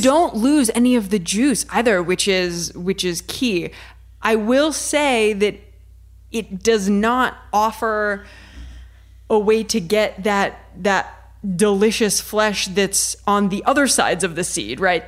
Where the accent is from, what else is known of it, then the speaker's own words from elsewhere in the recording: Ohio, United States; I'm from Ohio